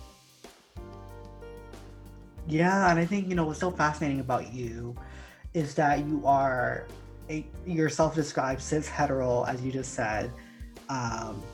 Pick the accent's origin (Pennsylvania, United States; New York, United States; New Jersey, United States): New Jersey, United States; also born or lived in Miami, Florida; I was born in Miami and my sister and I moved to Jersey when we were kids. And we grew up, our formative years, for me anyways, were in New Jersey